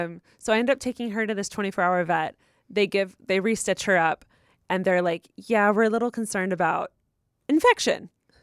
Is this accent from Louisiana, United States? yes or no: no; Rancho Cucamonga, California, United States; For context, I'm from Rancho Cucamonga over in the IE.